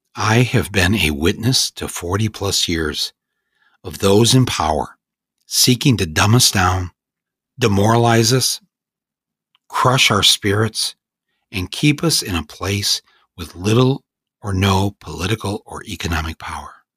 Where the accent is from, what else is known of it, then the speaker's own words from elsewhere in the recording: United States; I feel I have a responsibility as an American to speak out